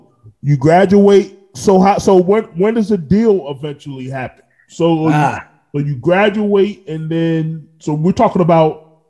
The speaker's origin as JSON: {"language": "English", "town": "Orlando", "region": "Florida", "country": "United States", "tie": "born or raised there", "also_born_or_lived": "New York", "said": "I was born in New York, raised in Orlando"}